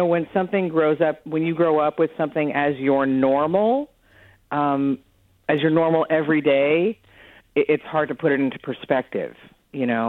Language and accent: English; United States; I'm an American